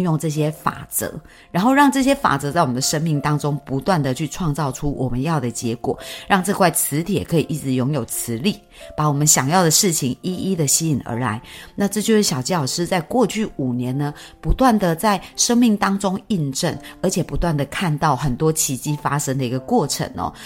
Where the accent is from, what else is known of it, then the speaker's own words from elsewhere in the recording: Yunlin County, Taiwan; also born or lived in Chiayi / Taipei; 我们老家在云林